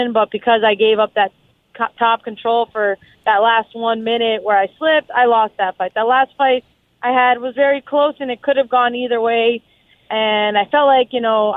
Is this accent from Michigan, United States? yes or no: no; South Florida, United States; I'm born and raised in South Florida